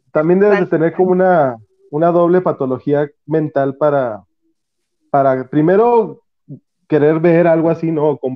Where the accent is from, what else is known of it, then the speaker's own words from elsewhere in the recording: Vicente Guerrero, Mexico; aquí todos somos de Vicente Guerrero.